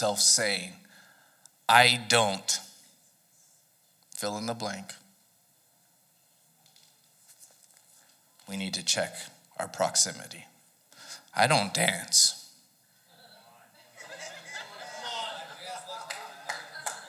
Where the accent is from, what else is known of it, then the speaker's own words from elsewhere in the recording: Southern California, United States; moved away; I was from Southern California, one of the most temperate climates in the world